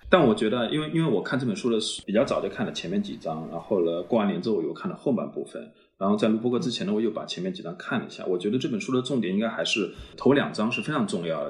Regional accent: China; 像我，比如说这种在，在中国这样的一个环境里面长大的，从小没有接触到这些西方历史文明的现场

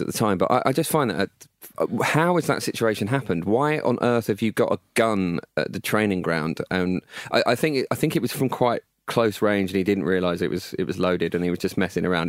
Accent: Essex, East of England, United Kingdom; I grew up in Essex

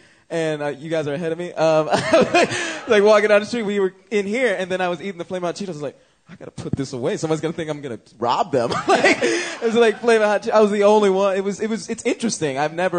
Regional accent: Atlanta, Georgia, United States; also born or lived in New York City; now in Los Angeles, United States; I was there for like 7 years, and my parents are from there, but I grew up in Atlanta.

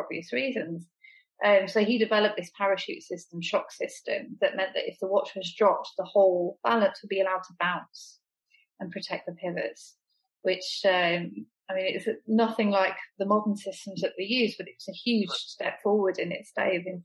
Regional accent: England, United Kingdom

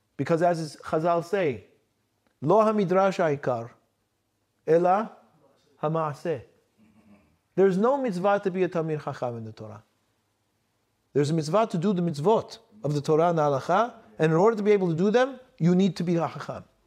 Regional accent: United States; I'm an American, I'm American

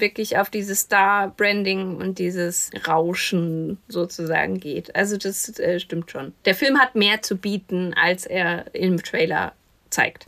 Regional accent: Kinzig Valley, Hesse, Germany; ich bin ja in, im Kinzigtal groß geworden

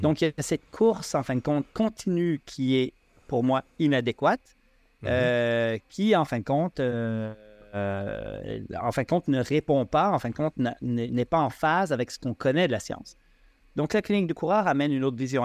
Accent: Switzerland; now in Quebec, Canada; je suis suisse, là, quand même, d'origine

